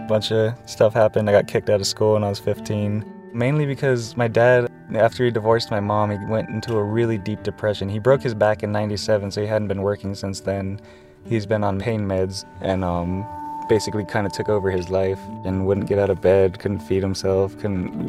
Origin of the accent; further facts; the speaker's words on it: San Diego, California, United States; moved away; Originally, I'm from San Ysidro, California, like basically the last U.S. exit before Tijuana